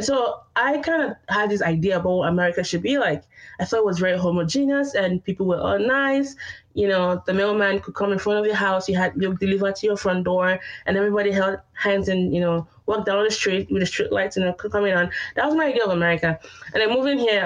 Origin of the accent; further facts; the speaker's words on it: Nigeria; moved away as an adult; also born or lived in Austin, Texas, United States; now in Oklahoma City, United States; I'm Nigerian, but I'm also Yoruba, which is a tribe in Nigeria.